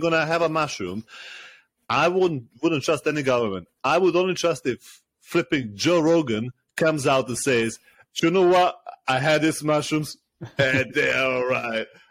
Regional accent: Serbia; moved away as an adult; now in United Kingdom; I'm originally from Serbia. I lived the last 10, uh, 10 years, uh, 10, 12 years in uh, in the UK

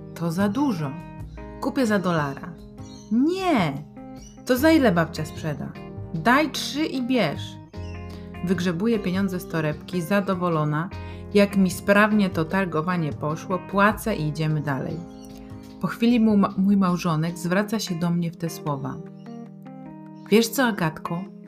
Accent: Poland; nas my z Polski

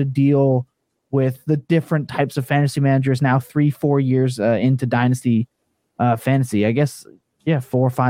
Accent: East Coast, Canada; accent: East Coast; It's my East Coast.

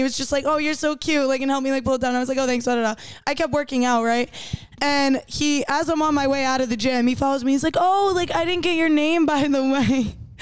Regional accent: Rhode Island, United States; moved away as an adult; also born or lived in Texas; now in Los Angeles, United States; I'm from Rhode Island. I moved to Texas.

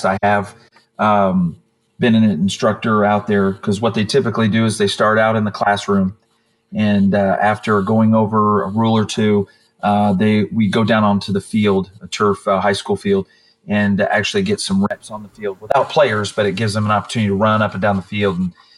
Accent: Indiana, United States; now in Florida, United States; I grew up in Indiana

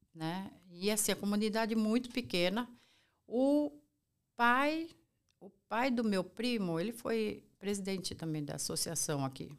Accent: São Paulo, Brazil; sou brasileira, eu sou nascida aqui em São Paulo

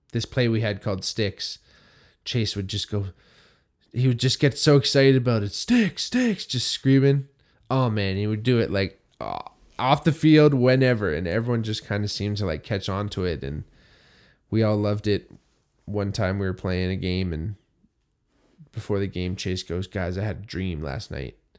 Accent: Hamilton, Ontario, Canada; myself growing up in Hamilton

